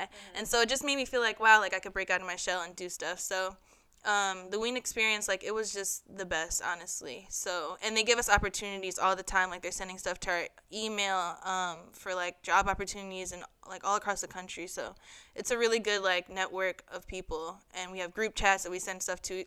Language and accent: English; New York, United States; moved away as an adult; also born or lived in Hampton, Virginia; I am a junior strategic communications major here at Hampton University, and I'm from New York